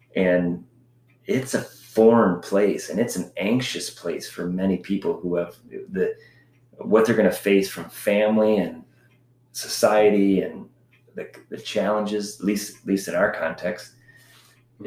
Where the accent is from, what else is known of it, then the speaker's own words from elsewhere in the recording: United States; moved away as an adult; being an American